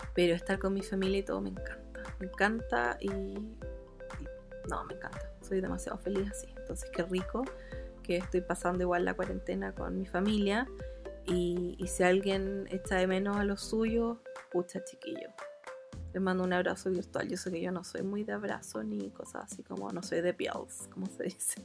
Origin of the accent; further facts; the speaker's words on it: Chillán, Ñuble, Chile; also born or lived in Arica; now in Santiago, Chile; me crié en, en Chillán con mi familia, me vine a Santiago, viví sola muchos años